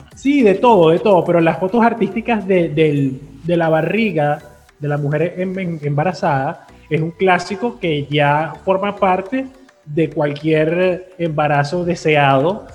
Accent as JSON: {"language": "Spanish", "country": "Venezuela", "said": "nuestra particularidad como sociedad venezolana"}